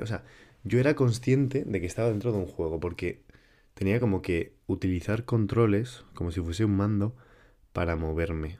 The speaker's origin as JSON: {"language": "Spanish", "town": "Huarte", "region": "Navarre", "country": "Spain", "said": "yo estaba en mi pueblo"}